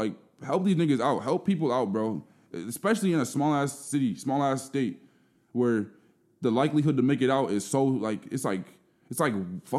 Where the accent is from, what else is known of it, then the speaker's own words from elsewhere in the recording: Burnsville, Minnesota, United States; I'm from South Minneapolis originally, but I have really faint memories of even living there. Mm-hmm. Like, we moved to Burnsville when I was, like, 2 or 3 years old.